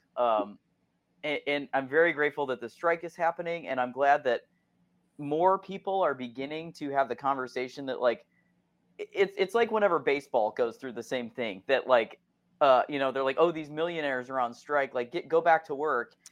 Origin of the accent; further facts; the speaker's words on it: Akron, Ohio, United States; moved away; I am from Ohio originally, I'm from Akron, Ohio